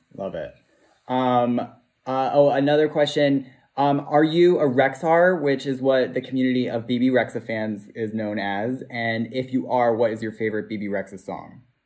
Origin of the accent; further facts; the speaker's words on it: New York City, New York, United States; I'm from Bay Ridge